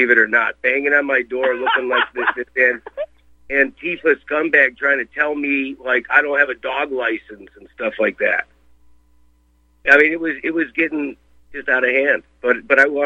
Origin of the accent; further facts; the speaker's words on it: University Heights, Ohio, United States; moved away; also born or lived in Beachwood, Ohio; I grew up in University Heights, Ohio, and went to Fairmount Temple my whole life